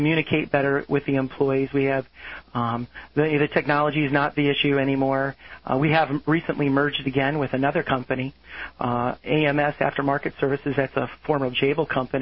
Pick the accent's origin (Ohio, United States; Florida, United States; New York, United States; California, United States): Florida, United States; South; I grew up in South Florida